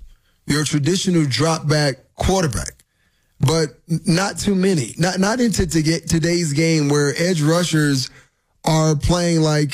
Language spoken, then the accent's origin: English; Miami, Florida, United States; growing up in Miami watching Dan Marino play